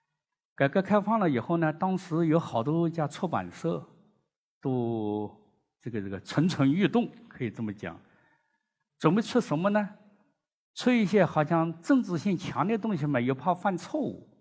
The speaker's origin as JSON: {"language": "Chinese", "country": "China", "said": "我们中国人"}